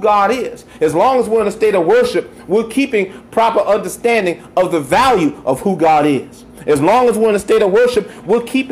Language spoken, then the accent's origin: English; United States; as an American